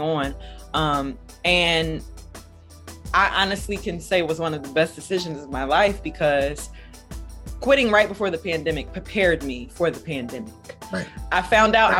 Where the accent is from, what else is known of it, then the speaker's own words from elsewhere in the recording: Philadelphia, Pennsylvania, United States; I am from Philly